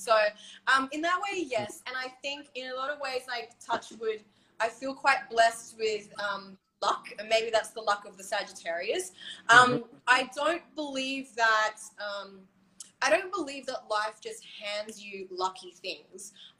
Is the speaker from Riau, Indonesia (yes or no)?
no; Bali, Indonesia; I grew up in Bali. My dad's Balinese